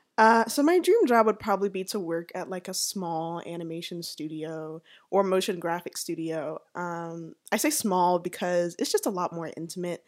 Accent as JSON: {"language": "English", "town": "Atlanta", "region": "Georgia", "country": "United States", "tie": "born or raised there", "also_born_or_lived": "Savannah", "said": "I was born and raised here in Atlanta"}